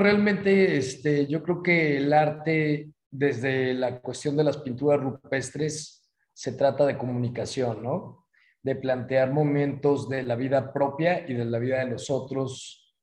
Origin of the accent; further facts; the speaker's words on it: Guadalajara, Jalisco, Mexico; moved away as an adult; now in San Miguel de Allende, Mexico; mi ciudad natal, Guadalajara